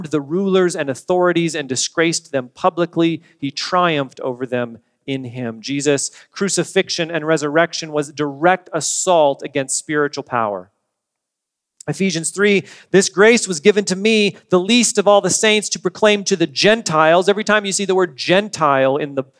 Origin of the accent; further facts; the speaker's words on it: United States; We are Americans. I like being an American. I've always enjoyed being a citizen of this country